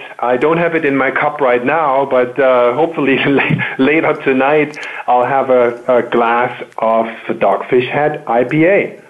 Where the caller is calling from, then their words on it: Walldorf, Baden-Württemberg, Germany; I'm calling in from Waldorf, Germany, which is outside of Heidelberg